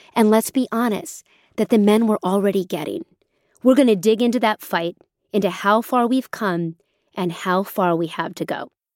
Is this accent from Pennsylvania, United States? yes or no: yes; Pennsylvania, United States; When I was growing up in Pennsylvania, I had to play on a boys' team